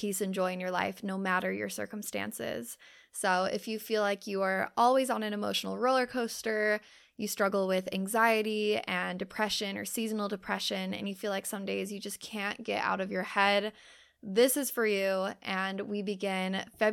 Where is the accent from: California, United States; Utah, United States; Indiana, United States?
Utah, United States; we both grew up in Utah